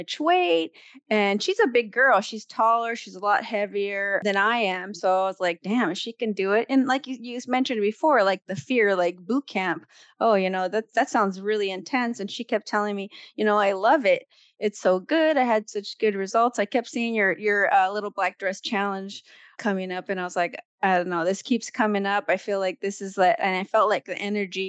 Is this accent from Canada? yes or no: no; California, United States; California, born and raised.